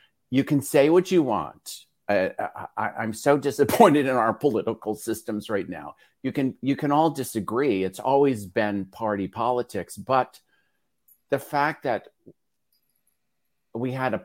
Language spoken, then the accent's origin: English; New York City, New York, United States; I'm from Staten Island